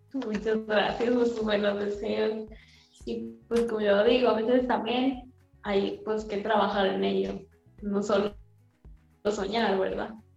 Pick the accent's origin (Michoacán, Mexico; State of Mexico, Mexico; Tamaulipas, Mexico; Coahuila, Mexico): Tamaulipas, Mexico; Nuevo Laredo; soy de Nuevo Laredo, México